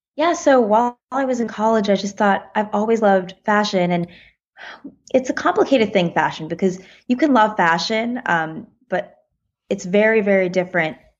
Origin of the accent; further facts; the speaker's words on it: United States; I'm American